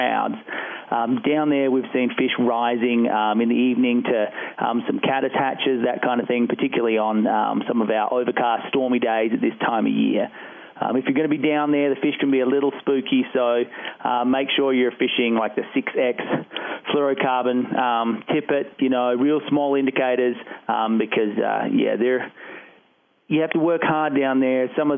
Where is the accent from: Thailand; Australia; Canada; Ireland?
Australia; now in Colorado, United States; Like a big chunk of Coloradans, I'm a transplant, but I'm from Australia originally.